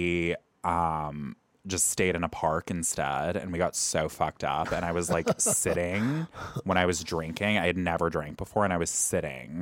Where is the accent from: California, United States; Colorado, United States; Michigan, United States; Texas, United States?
California, United States; Sacramento; moved away as an adult; now in Los Angeles, United States; I'm originally from Sacramento